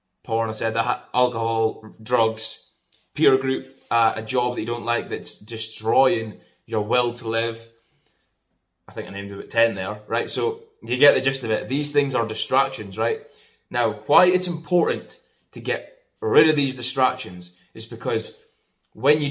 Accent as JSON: {"language": "English", "region": "Scotland", "country": "United Kingdom", "said": "I'm from Scotland."}